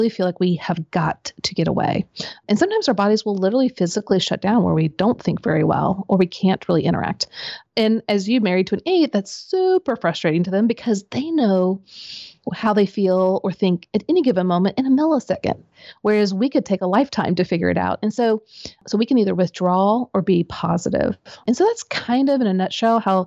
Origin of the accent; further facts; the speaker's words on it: Midwest, United States; I grew up in the Midwest.